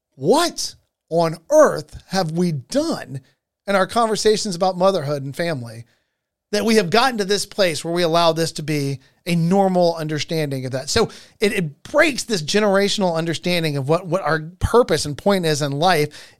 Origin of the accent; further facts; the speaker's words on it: Georgia, United States; in the state of Georgia, my home state